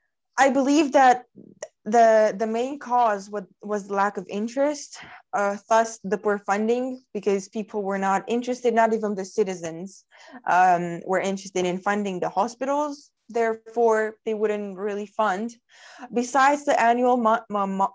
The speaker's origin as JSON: {"language": "English", "country": "Romania", "said": "I'm from Romania, a middle-sized East European country. I'm 18"}